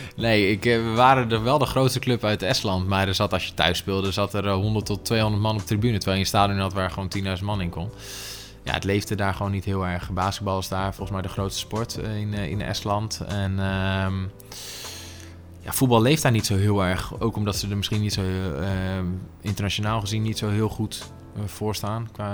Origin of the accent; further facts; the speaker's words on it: Hilversum, North Holland, Netherlands; also born or lived in Estonia / Russia; Niet in Utrecht, maar ik ben geboren in Hilversum